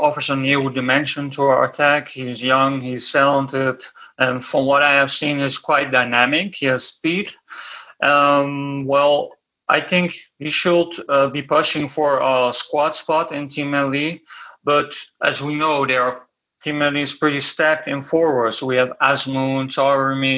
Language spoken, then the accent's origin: English; Netherlands; I am born and raised in the Netherlands